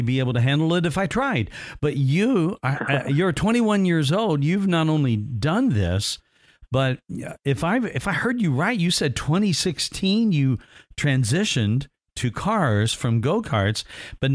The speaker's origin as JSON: {"language": "English", "town": "Evansville", "region": "Indiana", "country": "United States", "tie": "born or raised there", "moved": "yes", "said": "I'm originally from Indiana, Evansville, Indiana, which is in the southern part. Indy was about 3.5-4 hours away growing up"}